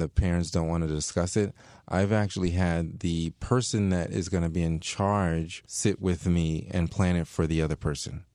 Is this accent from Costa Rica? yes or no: no; Léogâne, Ouest, Haiti; moved away; We're from Haiti